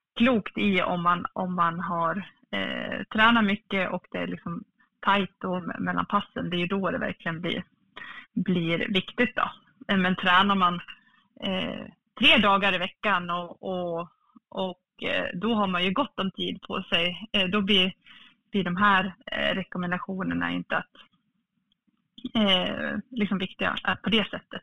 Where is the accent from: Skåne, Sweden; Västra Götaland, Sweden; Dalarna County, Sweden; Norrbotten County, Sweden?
Dalarna County, Sweden; Falun; född och uppvuxen i Falun